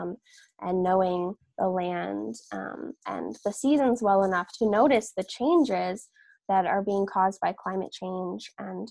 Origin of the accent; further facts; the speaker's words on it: Catskill Mountains, upstate New York, United States; I was born and raised in the Catskill Mountains in upstate New York